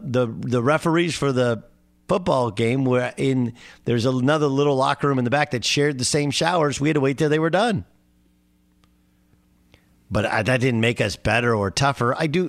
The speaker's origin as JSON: {"language": "English", "town": "Orange", "region": "California", "country": "United States", "tie": "born or raised there", "said": "I didn't grow up with much. I grew up in Orange, California, in a lower middle income home."}